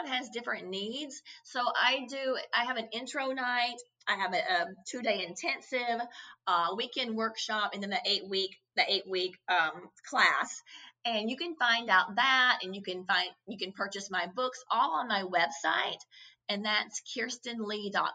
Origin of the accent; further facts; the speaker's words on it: Kentucky, United States; growing up in Kentucky